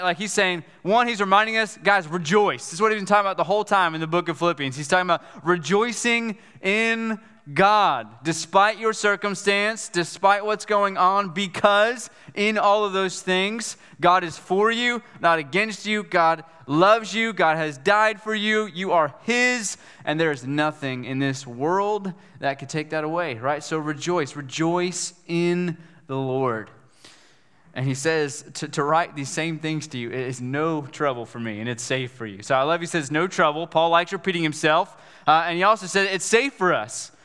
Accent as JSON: {"language": "English", "region": "West Virginia", "country": "United States", "moved": "yes", "said": "I'm from West Virginia"}